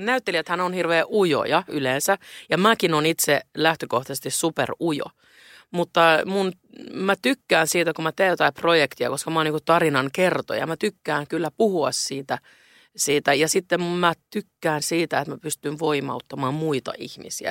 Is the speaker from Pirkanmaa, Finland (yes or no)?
no; Helsinki, Uusimaa, Finland; now in Stockholm, Sweden; mä rakastan Helsinkiä, se on mun kotikaupunkini